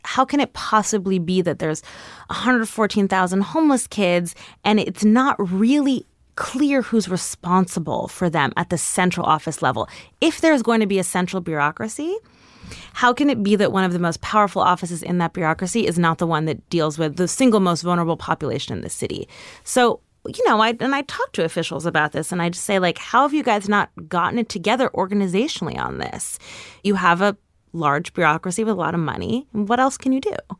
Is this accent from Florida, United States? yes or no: no; New York City, New York, United States; I grew up on one hundred six between West End and Riverside.